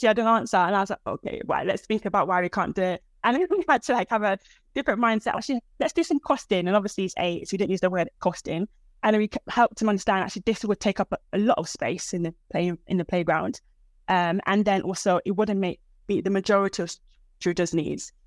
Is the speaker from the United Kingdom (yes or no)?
yes; United Kingdom; also born or lived in Nigeria; I'm actually African, I'm British Nigerian.